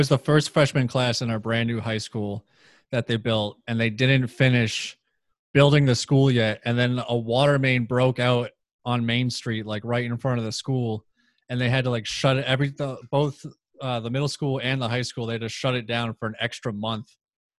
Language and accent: English; Oxford, Massachusetts, United States; also born or lived in Leicester, Massachusetts; like I lived on the very outskirts of my town. I grew up in Oxford, but I lived basically in Leicester on like the Leicester Oxford line.